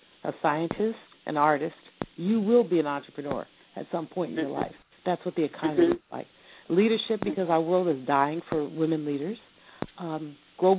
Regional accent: San Francisco, California, United States; I was born in San Francisco, California, September 22nd, 1953.

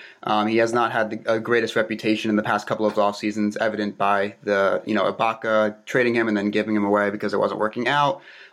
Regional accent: New York City, New York, United States; I'm from New York City

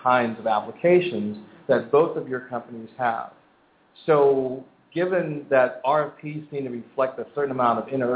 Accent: Philadelphia, Pennsylvania, United States; moved away; I'm actually from Philadelphia originally

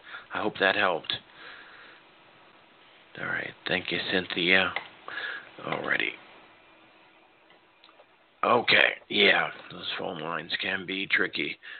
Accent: Chicago, Illinois, United States; I was born in Chicago, so big Cubs fan, big time.

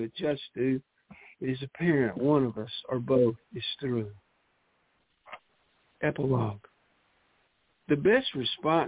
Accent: Mississippi Delta, United States; accent: Mississippi Delta; still sound like I'm from the Mississippi Delta, and there's just no changing that.

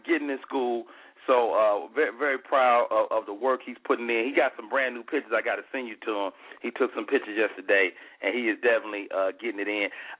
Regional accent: Chicago, Illinois, United States; moved away; I grew up on 126th and State.

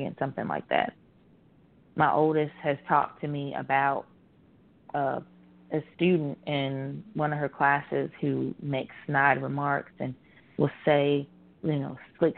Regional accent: Virginia, United States; growing up in Virginia, in the South

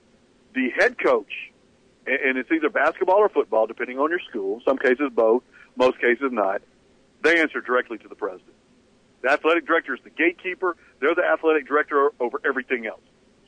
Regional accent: Louisiana, United States; I am from Louisiana.

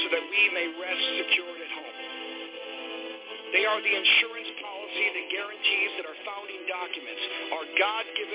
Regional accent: Orleans County, New York, United States; where I grew up in Orleans County, on the Canadian side of the Niagara River

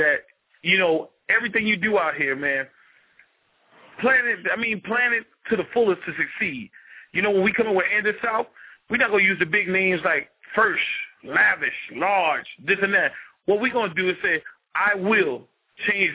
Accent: Charleston, United States; I'm from Charleston

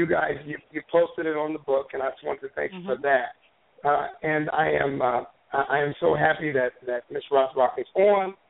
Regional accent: West Texas, United States; I'm from West Texas.

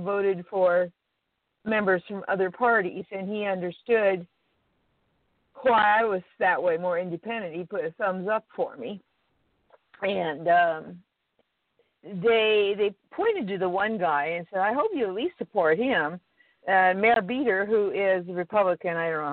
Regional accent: Idaho, United States; I'm from Idaho.

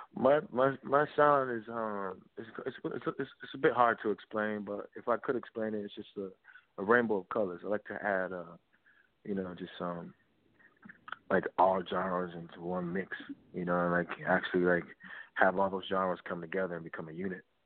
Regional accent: Fayetteville, North Carolina, United States; I was raised in Fayetteville, North Carolina

